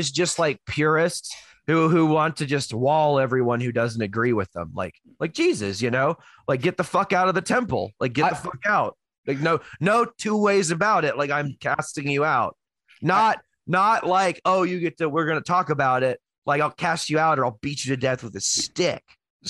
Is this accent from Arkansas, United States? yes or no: no; Houston, Texas, United States; born or raised there; moved away